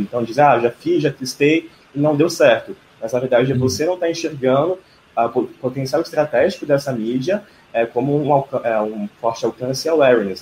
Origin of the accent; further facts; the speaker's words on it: Brasília, Federal District, Brazil; moved away as an adult; now in São Paulo, Brazil; eu sou de Brasília e eu cheguei em São Paulo.